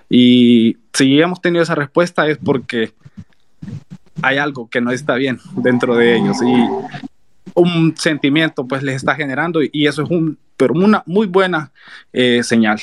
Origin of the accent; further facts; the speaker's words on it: San Miguel, El Salvador; yo soy de San Miguel